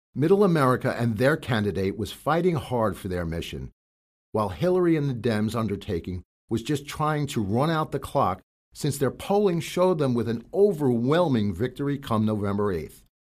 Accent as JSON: {"language": "English", "region": "New York", "country": "United States", "said": "being a New Yorker"}